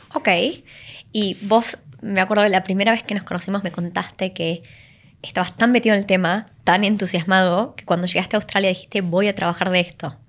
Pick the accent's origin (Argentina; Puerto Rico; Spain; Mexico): Argentina; viniendo de un país como Argentina